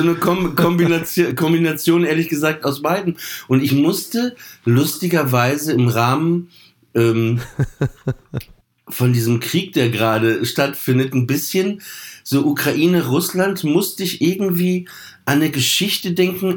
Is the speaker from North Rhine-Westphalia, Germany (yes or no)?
no; Papenburg, Lower Saxony, Germany; ich bin in Papenburg aufgewachsen